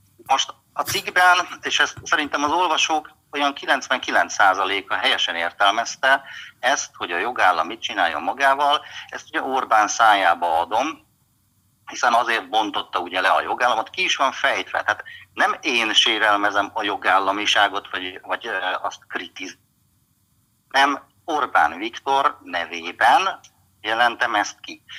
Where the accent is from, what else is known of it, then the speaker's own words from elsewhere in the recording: Hungary; én is magyar vagyok